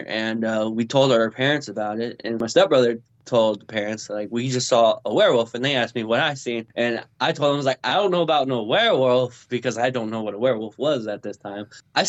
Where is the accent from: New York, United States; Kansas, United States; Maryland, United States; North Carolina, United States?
Kansas, United States; Topeka; and I'm from originally from Kansas, Topeka. Of all places.